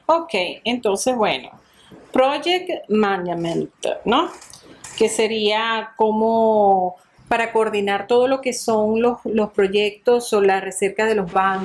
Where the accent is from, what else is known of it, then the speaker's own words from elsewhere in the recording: Venezuela; moved away as an adult; now in Rome, Italy; la patrona nuestra de Venezuela